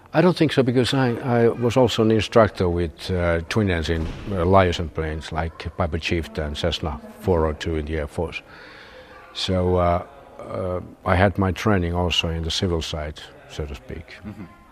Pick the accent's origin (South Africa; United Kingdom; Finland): Finland; Turku, Southwest Finland; also born or lived in Rovaniemi; we uh, moved from Rovaniemi down to my hometown, Turku